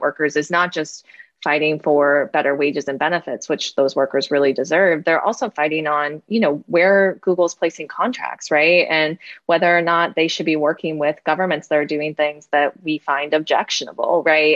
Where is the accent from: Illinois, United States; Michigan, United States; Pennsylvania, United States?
Illinois, United States; Moline; I'm from Moline, Illinois